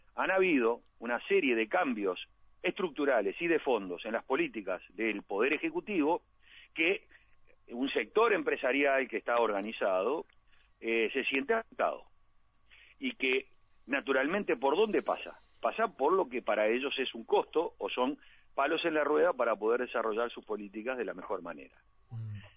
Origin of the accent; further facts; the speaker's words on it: Montevideo, Uruguay; nací en la Aguada